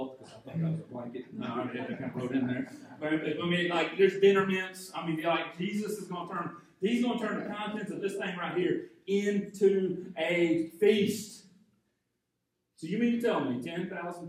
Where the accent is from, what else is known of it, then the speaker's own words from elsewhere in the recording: Arcade, Georgia, United States; I grew up in Arcade, Georgia, just out of Jefferson, Georgia, just out of Athens, Georgia, and it's agrarian community